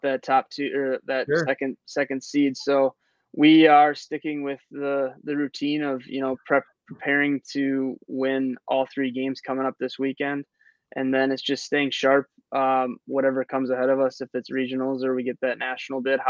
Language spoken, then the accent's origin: English; Minnesota, United States; moved away; I grew up in Minnesota. So, I played high school hockey in Minnesota.